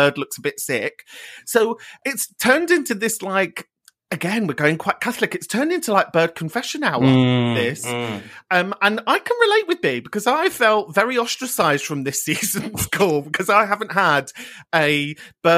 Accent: London, United Kingdom; moved away as an adult; now in Manchester, United Kingdom; I grew up in North London.

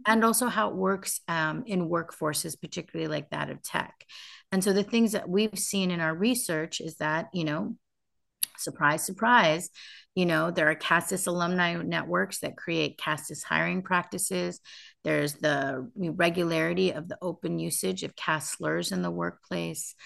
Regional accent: United States; I grew up in the United States

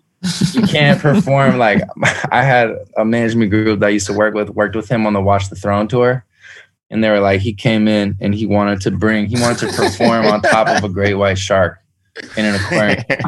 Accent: San Francisco, California, United States; San Francisco, Bay Area.

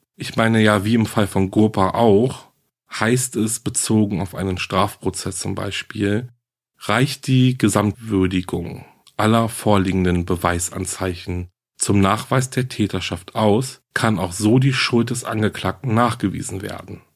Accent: Germany; hier bei uns in Deutschland

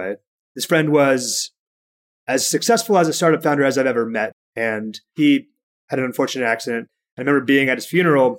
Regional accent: Bellevue, Washington, United States; I grew up in Washington State in a pretty large town called Bellevue

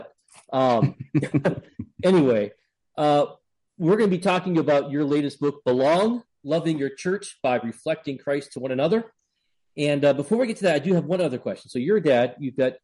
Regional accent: New England, United States; I'm from New England

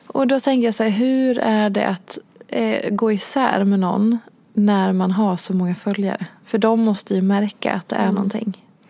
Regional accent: Dalarna County, Sweden; du är ju precis som jag från Dalarna

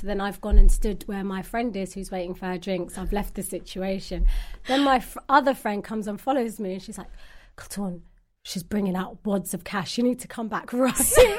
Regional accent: London, United Kingdom; I'm from London, originally Somalian

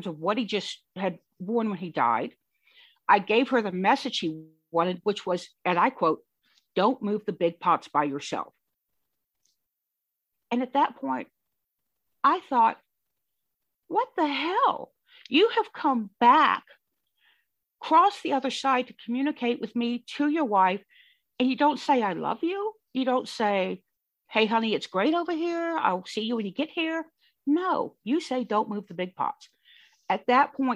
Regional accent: Louisiana, United States; moved away; also born or lived in Michigan; I'm from Louisiana

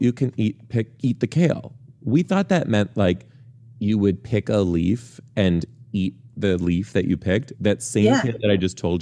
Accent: Detroit, Michigan, United States; I am from Detroit

